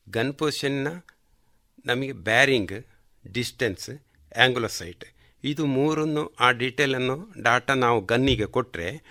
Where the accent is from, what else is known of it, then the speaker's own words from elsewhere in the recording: Kalmadka, Karnataka, India; also born or lived in Puttur; ನನ್ನ ಹುಟ್ಟೂರು ಕಲ್ಮಡ್ಕ